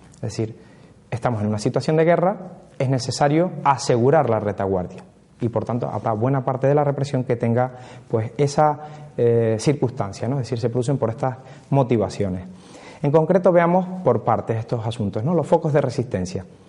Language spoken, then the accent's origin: Spanish; Canary Islands, Spain; aquí en nuestras islas, en las Islas Canarias